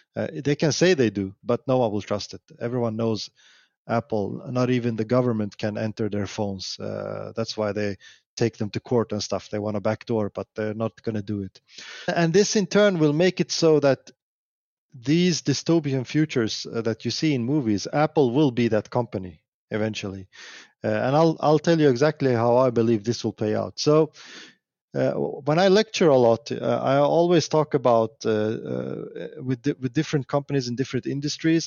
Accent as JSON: {"language": "English", "country": "Sweden", "said": "I'm from Sweden"}